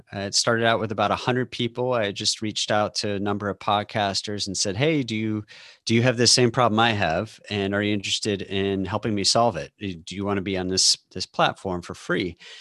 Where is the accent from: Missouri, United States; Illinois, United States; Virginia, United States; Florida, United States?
Missouri, United States; St. Louis; also born or lived in Austin, Texas; now in Seattle, United States; I live outside of Seattle now, um, but I grew up in St. Louis and lived in Austin for 20 years